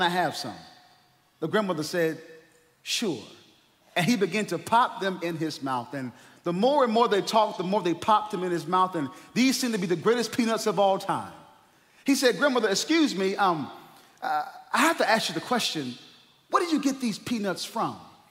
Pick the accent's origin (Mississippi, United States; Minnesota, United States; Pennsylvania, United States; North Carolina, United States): North Carolina, United States; I'm from North Carolina